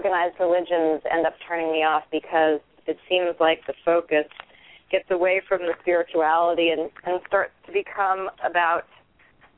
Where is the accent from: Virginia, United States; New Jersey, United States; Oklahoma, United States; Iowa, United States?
Virginia, United States; I grew up in Virginia